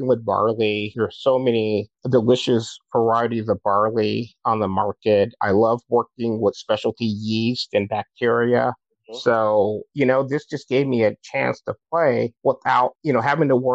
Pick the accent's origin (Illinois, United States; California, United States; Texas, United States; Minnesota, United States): California, United States; Southern; also born or lived in Long Beach, California / San Diego, California / Upland, California / Baton Rouge, Louisiana; I grew up in Southern California.